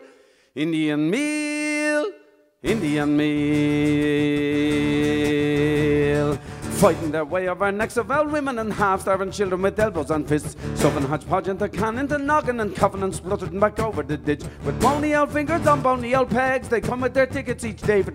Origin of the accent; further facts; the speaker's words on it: Ireland; I'm here from Ireland